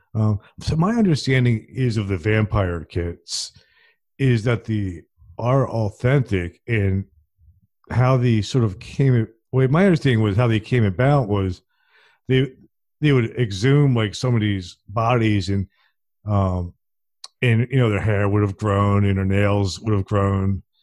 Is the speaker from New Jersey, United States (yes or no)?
yes; New Jersey, United States; I'm from New Jersey